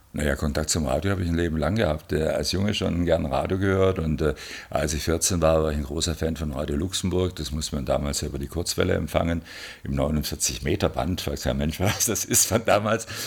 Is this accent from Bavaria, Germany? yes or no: no; Stuttgart, Baden-Württemberg, Germany; Ich bin Stuttgarter